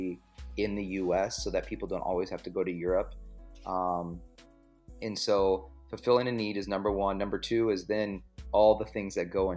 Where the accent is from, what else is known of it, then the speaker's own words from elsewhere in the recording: central Illinois, United States; I grew up in Illinois. So it was like, central middle of nowhere, Illinois